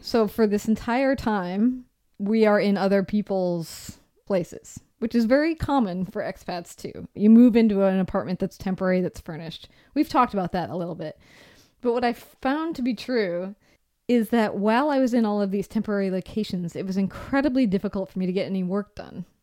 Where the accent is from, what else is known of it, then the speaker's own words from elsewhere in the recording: Seattle, Washington, United States; moved away; also born or lived in San Francisco; we come from Seattle. It's super dark there all the time